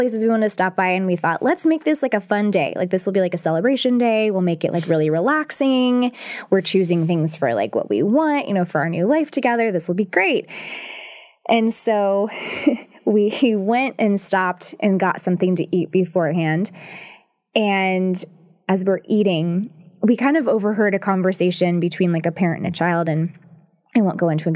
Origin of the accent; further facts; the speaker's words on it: Atlanta, Georgia, United States; I grew up in Atlanta